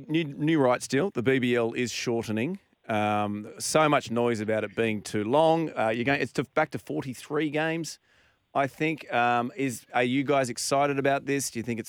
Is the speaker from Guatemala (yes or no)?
no; Sydney, New South Wales, Australia; I grew up in Sydney